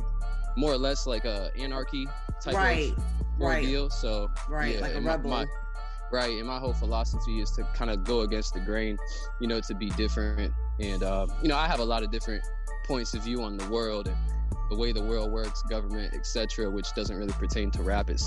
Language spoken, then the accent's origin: English; Erie, Pennsylvania, United States; I'm from Erie, PA, which is Erie, Pennsylvania.